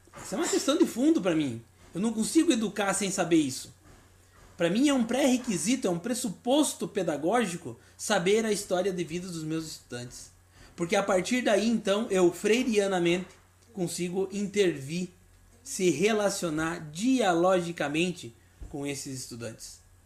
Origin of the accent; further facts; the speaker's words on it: Rio Grande do Sul, Brazil; also born or lived in Paraná / São Paulo; now in Santa Catarina, Brazil; capital do meu estado do Rio Grande do Sul, sou gaúcho, mas moro em Santa Catarina